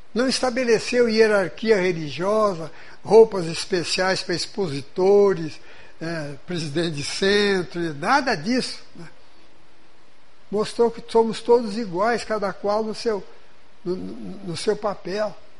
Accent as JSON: {"language": "Portuguese", "region": "São Paulo", "country": "Brazil", "tie": "born or raised there", "moved": "yes", "said": "na cidade, onde eu fui criado, no estado de São Paulo"}